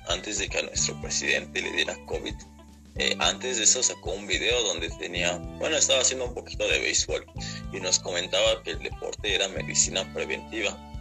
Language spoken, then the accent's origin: Spanish; Mexico; en México estamos muy mal